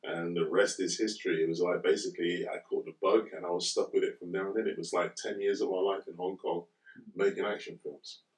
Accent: Reading, South East England, United Kingdom; I'm from I'm from Reading, born and bred in here. Reading.

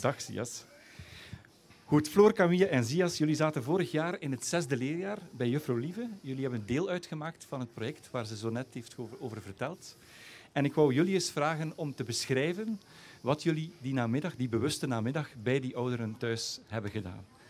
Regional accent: West Flanders, Belgium; now in Dikkelvenne, Belgium; Ik als inwijkeling, als West-Vlaming

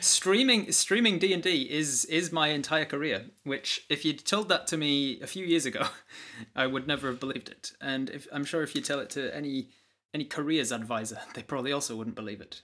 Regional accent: United Kingdom; being British

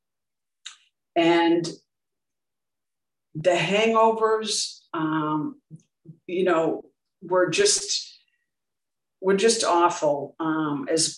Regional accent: Boston, Massachusetts, United States; I grew up in Dorchester, Massachusetts, which is in the USA

